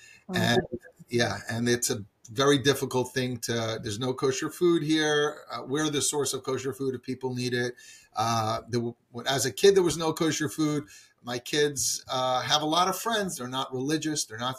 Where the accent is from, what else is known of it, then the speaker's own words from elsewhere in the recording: Atlantic City, New Jersey, United States; I grew up here in Atlantic City. The children of Shluchim have very interesting lives. It's not easy to grow up in a community with absolutely almost no frum people.